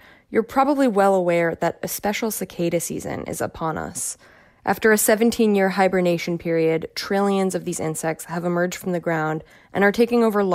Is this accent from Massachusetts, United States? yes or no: no; Nyack, New York, United States; I was in high school in my hometown of Nyack, New York, about 20 miles north of New York City